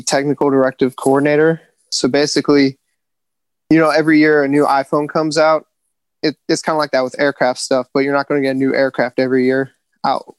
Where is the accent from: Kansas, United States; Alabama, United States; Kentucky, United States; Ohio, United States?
Ohio, United States; Cincinnati; moved away as an adult; also born or lived in Virginia / North Carolina; now in Camp Pendleton, United States; I'm originally from Ohio